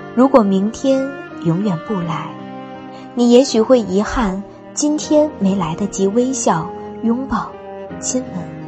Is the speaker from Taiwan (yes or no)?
no; Tangshan, Hebei, China; 我来自于河北唐山